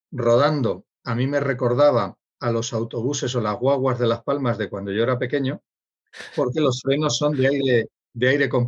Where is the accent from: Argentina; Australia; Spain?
Australia; Sydney, New South Wales; born there; yo, yo nací en Sydney